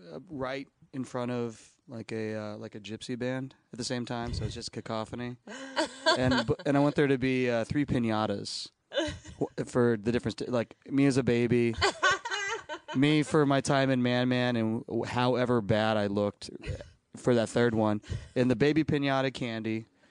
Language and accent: English; Texas, United States; now in Los Angeles, United States; So, I mean, I'm from Texas. I call myself a Texan. But we moved every 3 years.